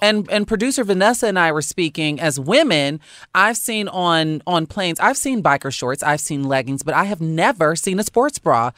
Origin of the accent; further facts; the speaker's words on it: Chicago, Illinois, United States; now in Los Angeles, United States; I'm from Chicago